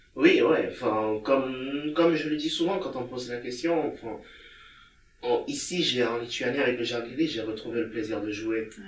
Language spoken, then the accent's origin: French; Togo; also born or lived in France / Bulgaria / Lithuania; now in Vilnius, Lithuania; j'ai quitté le Togo pour venir en France